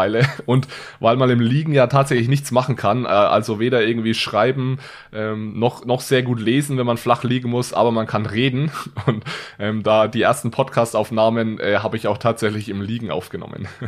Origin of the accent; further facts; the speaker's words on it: Bavaria, Germany; accent: Franconian; now in Switzerland; bin ich also auch Franke ich bin Franke, danke.